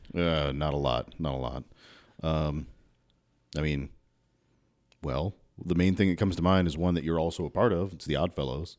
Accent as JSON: {"language": "English", "town": "Louisville", "region": "Kentucky", "country": "United States", "tie": "born or raised there", "moved": "as an adult", "lives_now": "Southern Indiana, United States", "said": "I grew up in South Louisville"}